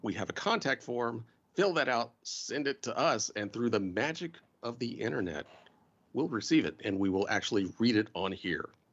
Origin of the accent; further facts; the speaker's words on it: the South, United States; I'm from the South